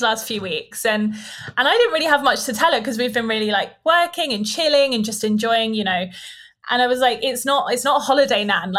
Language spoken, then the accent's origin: English; United Kingdom; moved away as an adult; also born or lived in Bali; I wouldn't want to live back in the UK